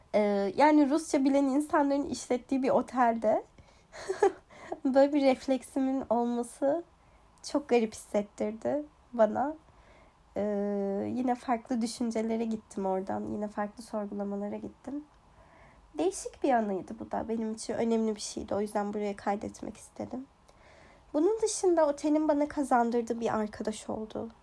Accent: Kurdistan, Turkey; moved away as an adult; now in Ireland; aslen Kürdüm e, ve Kürtçe müzik e, Türkiye'deyken yani mesela ergenliğimde

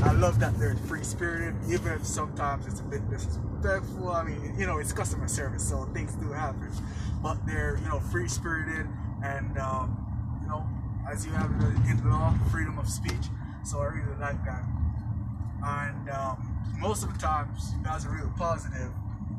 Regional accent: Jamaica; I was born in Jamaica

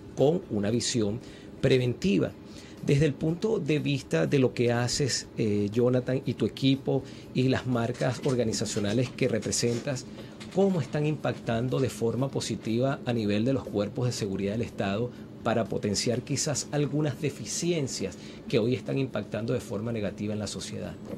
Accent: Venezuela; como venezolanos

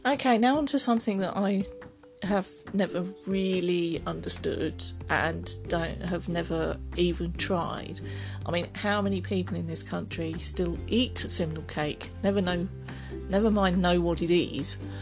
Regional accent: England, United Kingdom; We as English, you know, are deeply superstitious

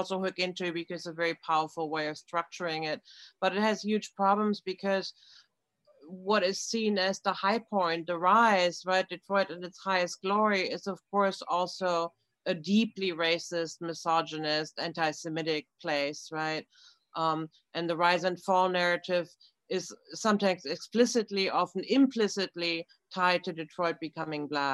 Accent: Germany; moved away; I grew up with soccer in Germany

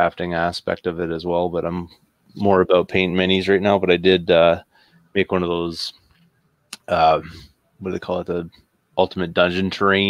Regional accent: Canada; I'm Canadian.

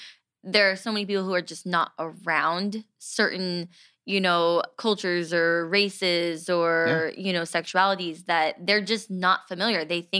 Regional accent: California, United States; we grew up in California

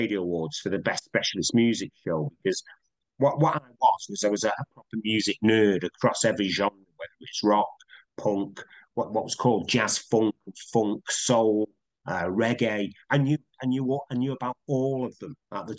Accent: Manchester, North West England, United Kingdom; accent: Manchester; Piccadilly Key 103 in Manchester, my hometown

